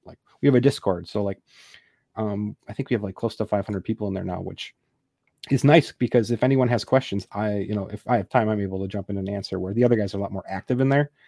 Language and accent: English; Wisconsin, United States; also born or lived in Texas; now in McKinney, United States; originally I'm from Wisconsin, so I'm a Packer fan